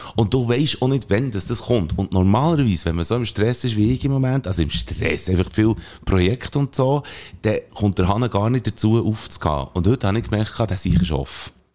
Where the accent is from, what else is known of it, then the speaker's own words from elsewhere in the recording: Belp, Bern, Switzerland; das Belt, wo ich aufgewachsen bin